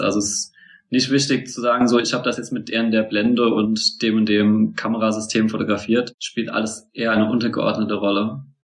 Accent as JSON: {"language": "German", "town": "Mainz", "region": "Rhineland-Palatinate", "country": "Germany", "also_born_or_lived": "Bielefeld", "moved": "as an adult", "said": "Ich bin eigentlich Mainzer"}